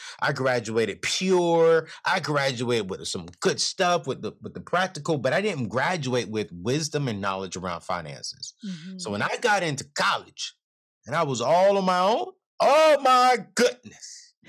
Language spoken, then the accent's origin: English; California, United States; also born or lived in North Carolina; And so growing up in California with my mom, other dad, and siblings, and then I spent half of my life on in North Carolina with my dad and other mom. And so I'm literally West Coast, East Coast kind of guy